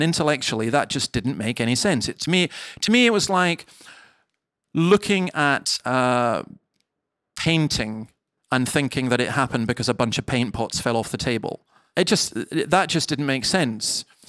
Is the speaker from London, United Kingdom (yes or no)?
no; Scotland, United Kingdom; For example, I grew up in the Highlands of Scotland, and I used to walk along these cliffs that were about 200 feet high